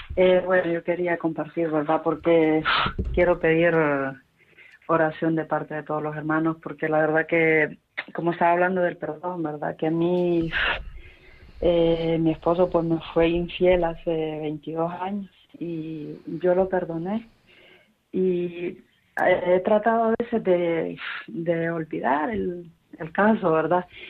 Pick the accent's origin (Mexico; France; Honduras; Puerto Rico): Honduras; now in Madrid, Spain; yo estoy aquí en Madrid, yo soy de Honduras